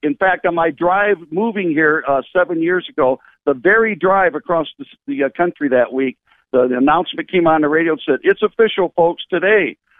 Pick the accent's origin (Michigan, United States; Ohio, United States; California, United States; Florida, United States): Michigan, United States; moved away as an adult; I grew up in Michigan, but I left when I was about 18.